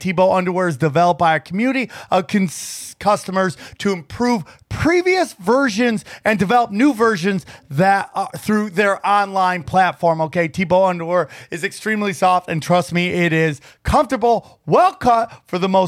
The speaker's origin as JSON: {"language": "English", "region": "upstate New York", "country": "United States", "tie": "born or raised there", "said": "I grew up in upstate New York in a very small town"}